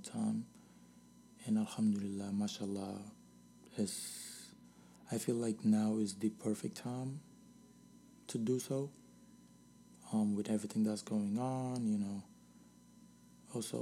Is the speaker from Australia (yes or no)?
no; Senegal; now in United States; I was born here and raised in Senegal